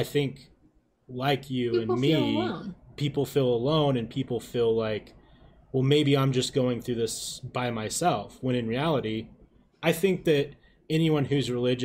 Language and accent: English; Utah, United States; I grew up here in Utah